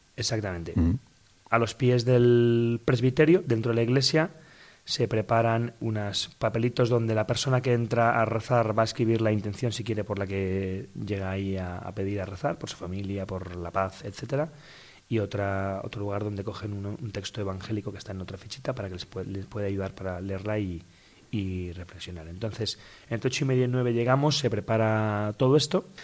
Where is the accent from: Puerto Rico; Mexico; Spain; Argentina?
Spain; Madrid, Community of Madrid; Yo soy de aquí de Madrid, aquí nací